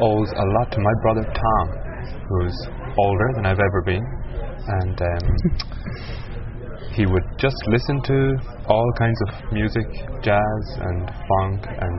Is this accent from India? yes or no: no; Cork, Munster, Ireland; living in Cork, growing up in Cork